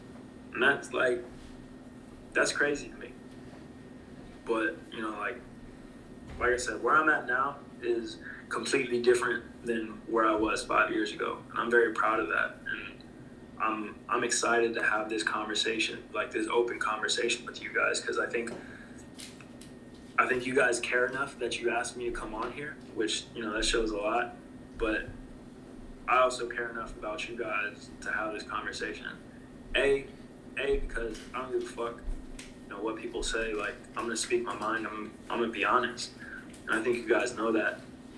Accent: Jackson, Mississippi, United States; I know that my family comes from, my family is originally from Jackson, Mississippi. We are from the South.

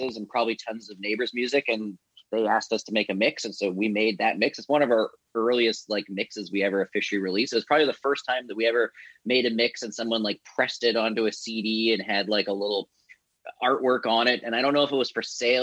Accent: Vancouver Island, British Columbia, Canada; my brother, like growing up on Vancouver Island

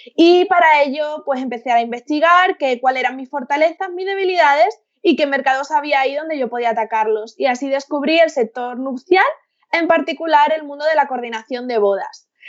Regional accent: Seville, Andalusia, Spain; now in Madrid, Spain; vivo en Madrid, pero soy de, soy de Sevilla, tengo toda mi familia allí

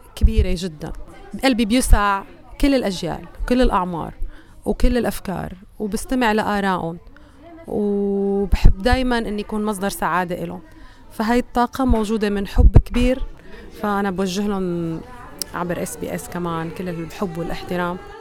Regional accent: Syria; now in Australia; من سوريا

